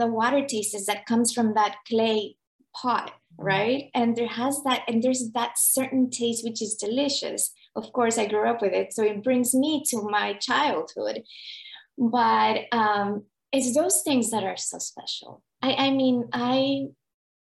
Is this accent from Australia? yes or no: no; Nicaragua; moved away; I'm from Nicaragua.